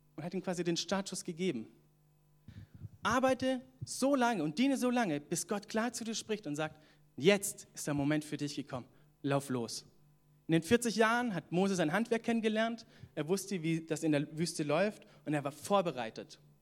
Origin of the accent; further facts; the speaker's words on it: Southern Germany, Germany; moved away as an adult; also born or lived in Atlanta, United States; now in Northern Germany; ich komme ja ursprünglich aus Süddeutschland